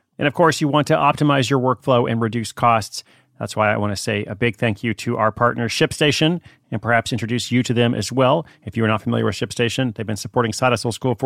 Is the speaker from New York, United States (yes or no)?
no; Portland, Oregon, United States